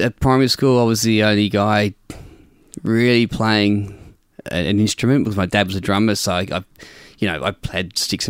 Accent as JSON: {"language": "English", "town": "Adelaide", "region": "South Australia", "country": "Australia", "tie": "born or raised there", "also_born_or_lived": "Melbourne", "moved": "as an adult", "said": "I'm from Adelaide. Grew up in a suburb called Edwardstown, which is between the city and the beach. If you know Adelaide, the beach is not far from the city. It's about 10 km."}